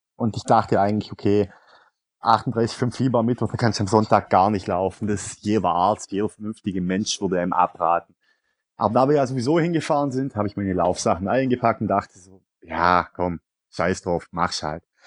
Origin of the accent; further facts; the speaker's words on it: Swabia, Baden-Württemberg, Germany; Als Schwabe